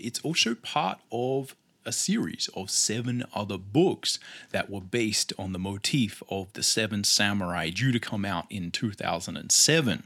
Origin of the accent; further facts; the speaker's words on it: Australia; accent: Australian; I am Australian, as no doubt my accent will let tell